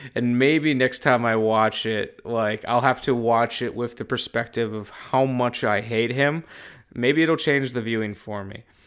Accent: Wisconsin, United States; I'm from Wisconsin

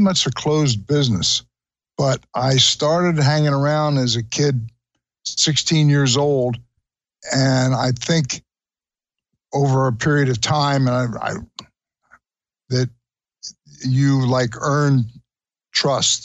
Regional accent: Trenton, New Jersey, United States; I was born and raised in Trenton, New Jersey

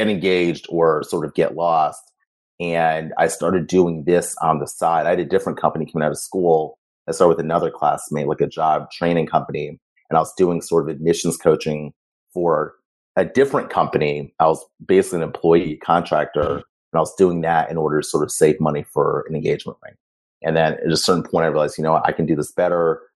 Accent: Cleveland, Ohio, United States; moved away; also born or lived in Ghana; I grew up in Ohio.

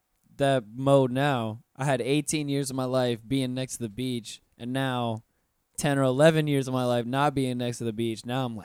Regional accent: North Florida, United States; now in Orlando, United States; I'm from North Florida, mm-hmm. next to the beach as well.

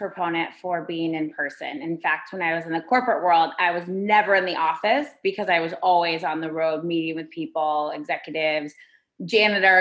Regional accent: Ann Arbor, Michigan, United States; moved away as an adult; also born or lived in New York City; I was born in Michigan, and in Michigan, we all hold up our hand.

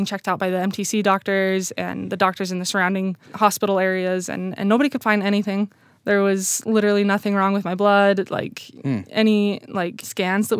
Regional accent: Utah, United States; I'm growing up in Utah

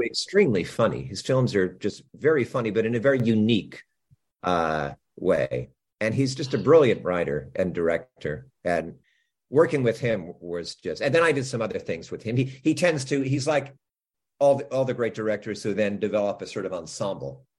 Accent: New Jersey, United States; I grew up in New Jersey

